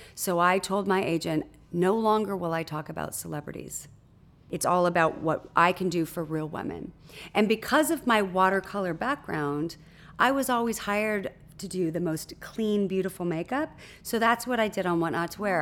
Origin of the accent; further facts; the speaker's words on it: Huntington Beach, California, United States; I was born in Newport Beach, California, and raised in Huntington Beach, California, in a sleepy little surf town